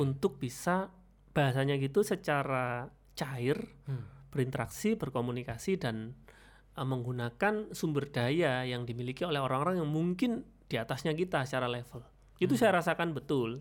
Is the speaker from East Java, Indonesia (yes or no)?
yes; Jombang, East Java, Indonesia; now in Malang, Indonesia; saya kelahirannya Jombang mas, tapi udah hmm. KTP Malang